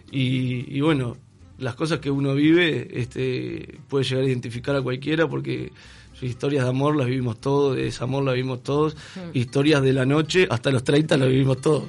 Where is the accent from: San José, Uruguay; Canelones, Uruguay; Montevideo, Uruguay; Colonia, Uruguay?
Colonia, Uruguay; Juan Lacaze; moved away; vine de la ciudad de Juan Lacase hace más de 10 años